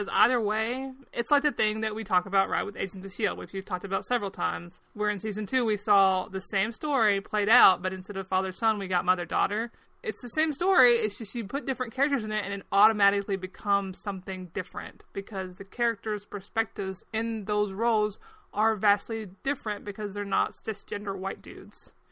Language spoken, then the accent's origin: English; United States